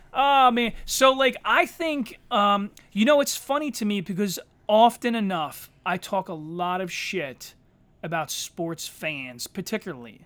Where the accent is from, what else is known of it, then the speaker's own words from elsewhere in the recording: Eddystone, Pennsylvania, United States; I say that I grew up in Eddystone, but most of my friends were from Ridley and Eddystone